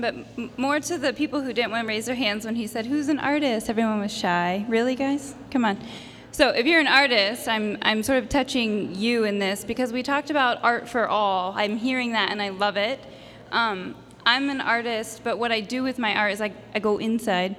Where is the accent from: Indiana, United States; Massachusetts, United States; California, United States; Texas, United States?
California, United States; Rancho Cordova; So I'm very Sacramento proud. I'm from Rancho Cordova